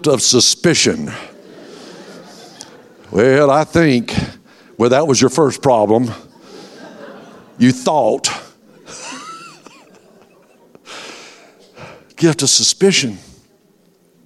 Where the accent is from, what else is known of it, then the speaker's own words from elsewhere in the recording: Tallahassee, Florida, United States; I'm from Tallahassee